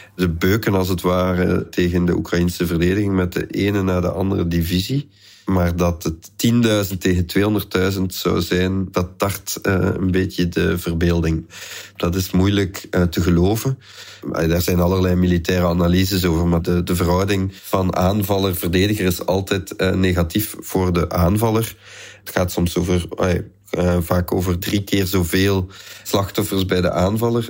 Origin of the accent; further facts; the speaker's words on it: Flanders, Belgium; bij ons in Vlaanderen